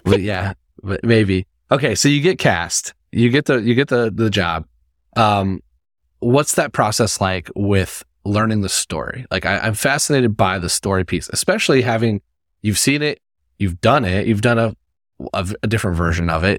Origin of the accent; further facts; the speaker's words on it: Indiana, United States; I'm from Indiana